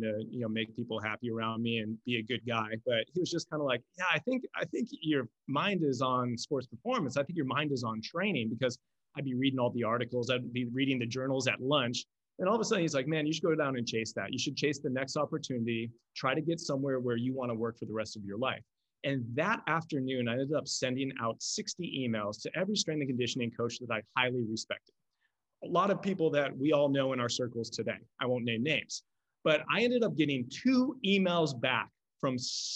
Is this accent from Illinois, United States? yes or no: no; Buffalo, New York, United States; moved away as an adult; also born or lived in Southern California; I'm from Buffalo, New York. I went to school in Buffalo, New York. I spent my first 23 years of my life in Buffalo.